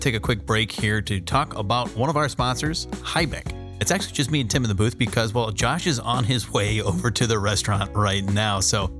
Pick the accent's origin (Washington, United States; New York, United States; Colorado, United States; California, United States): California, United States; San Diego; now in Columbus, United States; Don't forget I'm from San Diego.